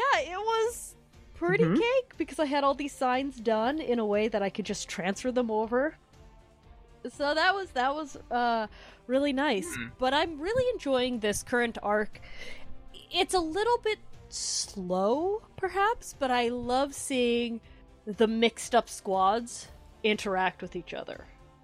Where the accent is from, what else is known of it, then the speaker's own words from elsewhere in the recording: Canada; I'm Canadian, I know.